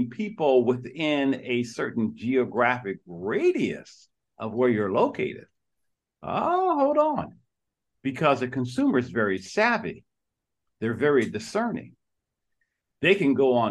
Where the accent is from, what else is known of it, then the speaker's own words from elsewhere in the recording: Detroit, Michigan, United States; I was born and raised in Detroit, Michigan